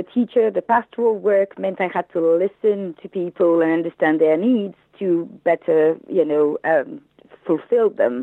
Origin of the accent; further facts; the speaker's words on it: France; English is a second language; moved away as an adult; now in United Kingdom; You may have heard from my accent that I am not English. I moved in the UK 15 years ago from France, where I was a teacher